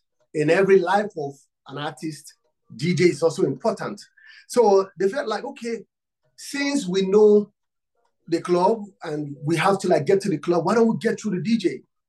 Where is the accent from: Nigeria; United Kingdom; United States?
Nigeria; I'm from Africa, Nigeria. I'm from Nigeria